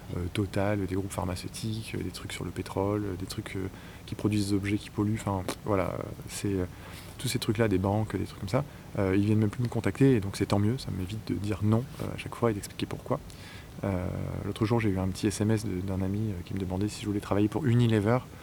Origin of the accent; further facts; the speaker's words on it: northern France, France; moved away as an adult; also born or lived in Paris; je suis originaire du nord de la France, donc je suis débarqué à Paris